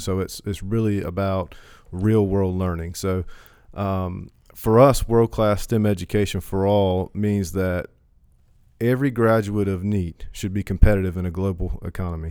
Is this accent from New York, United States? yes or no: no; Hertford, North Carolina, United States; also born or lived in Chapel Hill / Greenville; I'm from Perquemines County, Hereford Ca, uh, Hereford native. Um, I've lived here my whole life